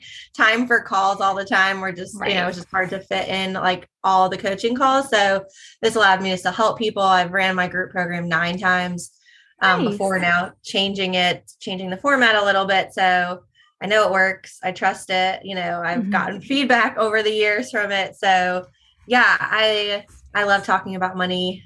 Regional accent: New York, United States; moved away as an adult; now in South Carolina, United States; I'm born and raised in New York and then went to school down here

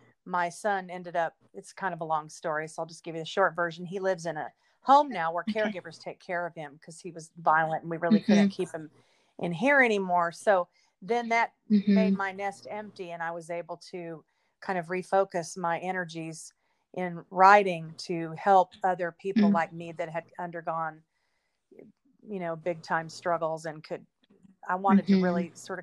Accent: Fort Worth, Texas, United States; moved away as an adult; now in Los Angeles, United States; I grew up in Texas, born in Fort Worth

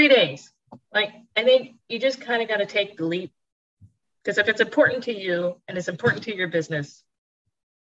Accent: Florida, United States; now in Pittsburgh, United States; I grew up in Florida

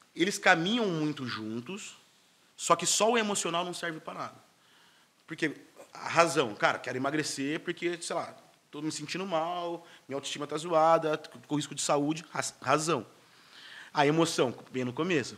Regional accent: Campinas, São Paulo, Brazil; sou de Campinas, duas horas e meia de Santos

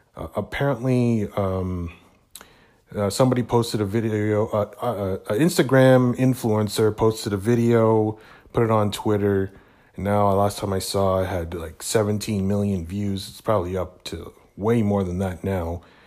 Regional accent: Hamilton, Ontario, Canada; here in my hometown of Hamilton, Ontario.

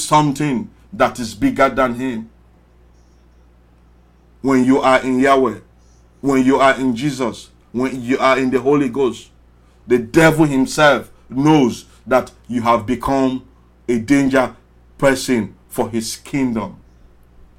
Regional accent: Sierra Leone; now in Washington, United States; I came from Sierra Leone, very small country. Why are you listening to a poor Sierra Leonean boy

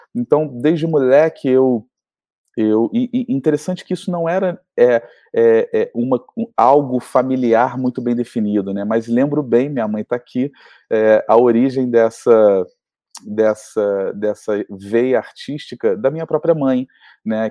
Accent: Rio de Janeiro, Brazil; a gente nasceu no Rio de Janeiro é, com essa referência mineira

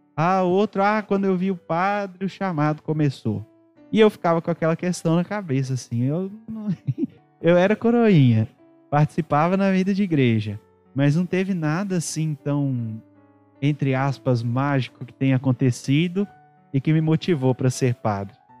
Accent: Ouro Preto, Minas Gerais, Brazil; also born or lived in Mariana; sou natural da cidade de Ouro Preto, aqui próximo de nós

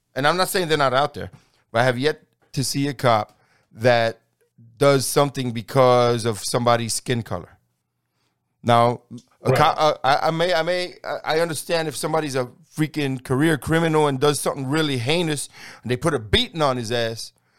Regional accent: New York City, New York, United States; now in Texas, United States; I grew up in New York City

